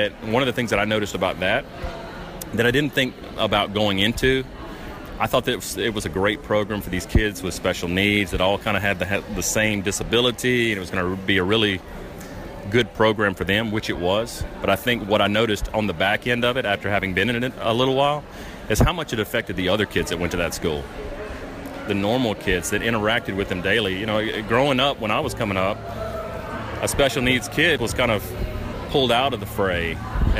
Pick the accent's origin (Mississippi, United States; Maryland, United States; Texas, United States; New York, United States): Mississippi, United States; Jackson; moved away; we're originally from Jackson, so we were members of the Central Mississippi Down Syndrome Society